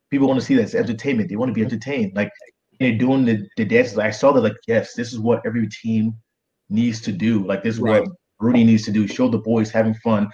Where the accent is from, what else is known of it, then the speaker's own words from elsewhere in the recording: Boston, Massachusetts, United States; also born or lived in Nigeria; I used to say I'm from Boston.